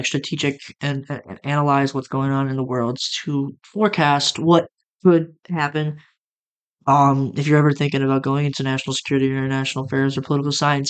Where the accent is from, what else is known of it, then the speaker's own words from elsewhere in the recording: United States; as an American